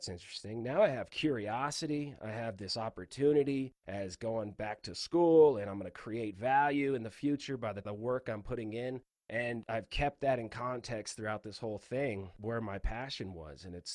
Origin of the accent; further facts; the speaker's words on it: Palmdale, California, United States; also born or lived in Ventura, California; I grew up, born in Ventura, California. So from the beach, grew up in Palmdale, California, turned into a high desert rat